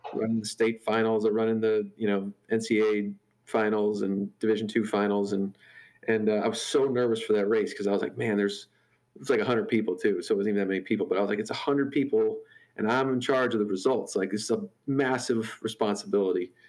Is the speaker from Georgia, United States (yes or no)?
no; St. Louis, Missouri, United States; I grew up in St. Louis, uh, just outside in in, a, in the suburbs